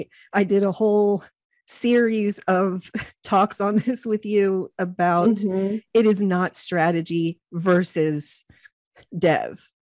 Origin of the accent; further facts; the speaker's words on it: Whiteville, United States; I grew up in Whiteville and I really knew nothing about the world.